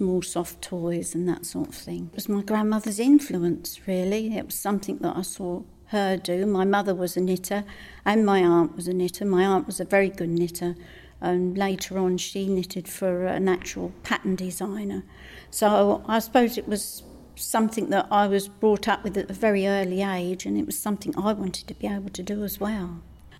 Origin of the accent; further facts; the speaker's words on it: St Neots, East of England, United Kingdom; also born or lived in Cambridge / Needingworth / Lode; I was born in Cambridge, but I lived in St Neots in my young days.